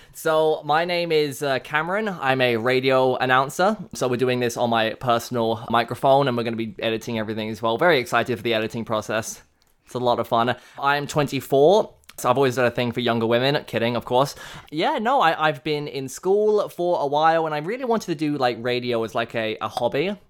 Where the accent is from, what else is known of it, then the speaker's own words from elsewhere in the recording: England, United Kingdom; now in Canada; I was born in England